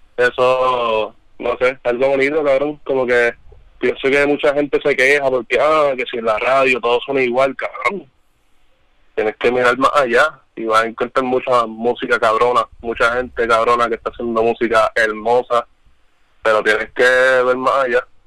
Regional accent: Trujillo Alto, Puerto Rico; yo soy de Trujillo. Yo soy un arrecostado.

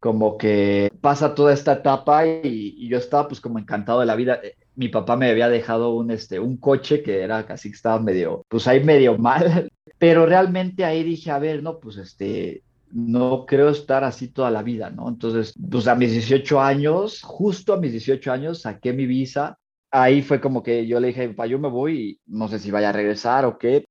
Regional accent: Mexico; me fui de México a California

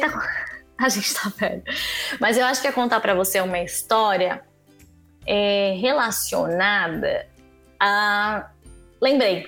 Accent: São Paulo, Brazil; eu sou de São Paulo

